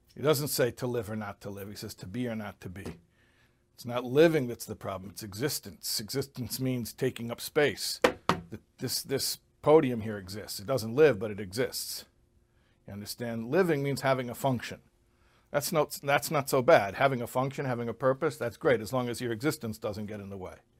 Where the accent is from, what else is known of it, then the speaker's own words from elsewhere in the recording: Chicago, Illinois, United States; I grew up in Chicago